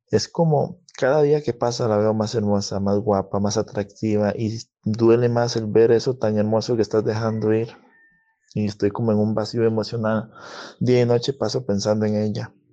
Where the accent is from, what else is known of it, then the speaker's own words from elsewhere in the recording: Costa Rica; Soy de Costa Rica